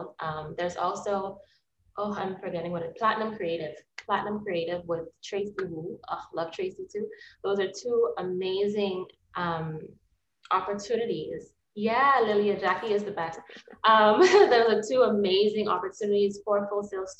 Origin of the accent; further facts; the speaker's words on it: Bahamas; moved away as an adult; also born or lived in United States; I'm from the Bahamas.